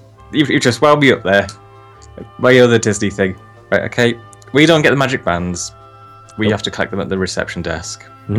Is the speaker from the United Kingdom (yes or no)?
yes; United Kingdom; As people from us from the UK